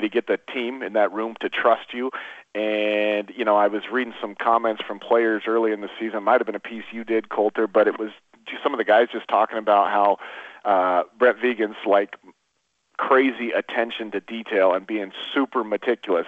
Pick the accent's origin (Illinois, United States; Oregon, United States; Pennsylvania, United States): Oregon, United States; moved away as an adult; also born or lived in Montana; I grew up in Oregon, uh, you know, in Oregon